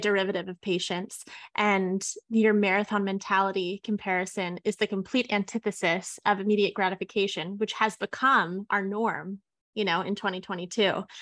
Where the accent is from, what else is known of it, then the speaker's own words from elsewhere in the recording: West Coast, United States; I was born and raised on the West Coast